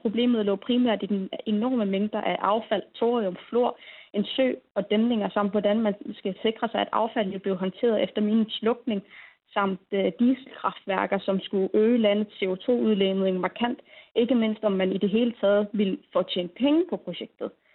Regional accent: Greenland

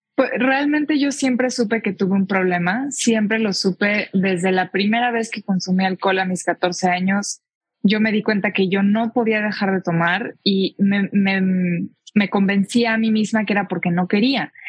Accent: Tijuana, Baja California, Mexico; moved away as an adult; now in Mexico City, Mexico; soy de Tijuana, me crié yo allá

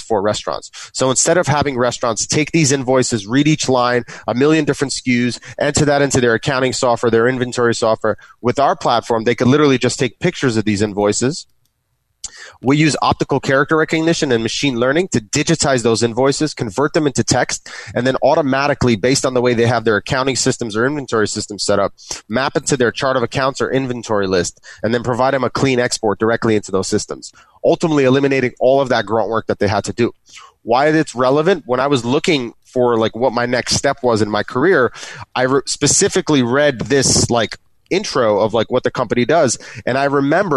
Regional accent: New York City, New York, United States; I'm from New York City

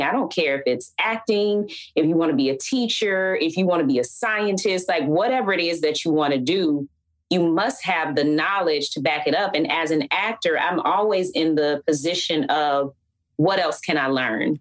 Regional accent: Atlanta, Georgia, United States; growing up in Atlanta uh, is hot

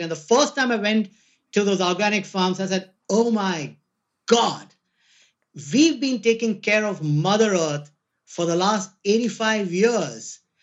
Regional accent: India; moved away; I'm Indian

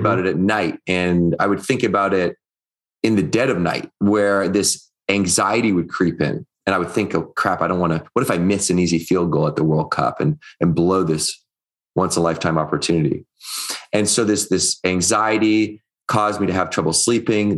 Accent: Victoria, British Columbia, Canada; I was growing up in Victoria, British Columbia, which is on Vancouver Island

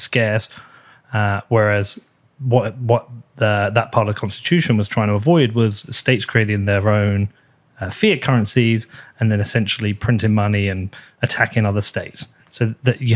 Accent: United Kingdom; I'm British

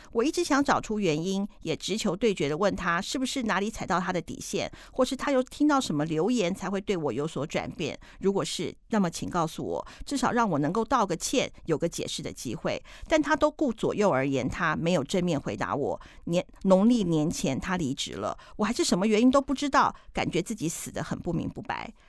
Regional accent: Taiwan; 我们台湾的花农跟台湾的小农

